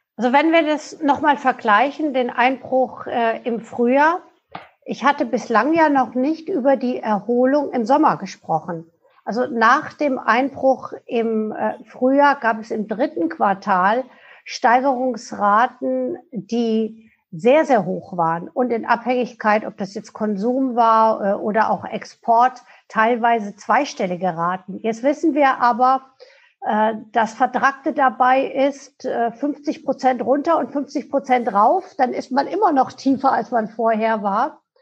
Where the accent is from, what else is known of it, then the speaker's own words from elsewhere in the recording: Germany; wir als Deutsche